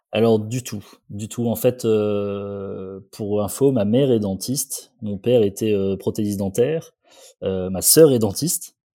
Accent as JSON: {"language": "French", "town": "Condé-sur-l'Escaut", "region": "Hauts-de-France", "country": "France", "tie": "born or raised there", "said": "Je suis né à Condé-sur-Escaut. C'est une petite ville à un quart d'heure de Valenciennes"}